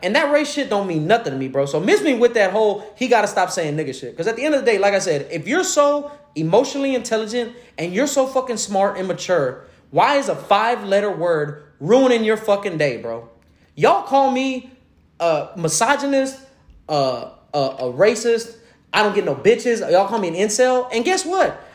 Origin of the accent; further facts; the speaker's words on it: Houston, Texas, United States; I'm originally from Greens Point, so I, am from Little Mexico